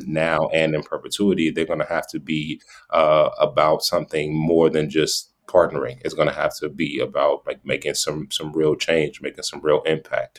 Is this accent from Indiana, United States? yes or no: yes; Gary, Indiana, United States; also born or lived in Sacramento, California; now in Iowa, United States; I grew up in Gary, Indiana